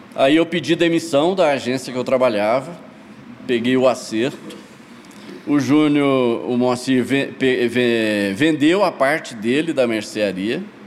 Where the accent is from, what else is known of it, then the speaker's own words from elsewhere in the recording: Goiás, Brazil; also born or lived in Goiânia; fui criado no interior, fui criado, eu nasci em Goiânia, mas mudei para minha família mudou para Goiás Velho eh, eu tinha quatro anos